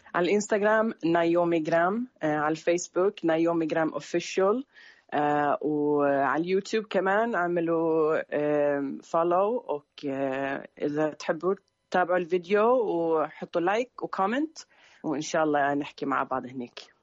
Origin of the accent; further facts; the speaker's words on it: Sweden; also born or lived in Syria; أنا من السويد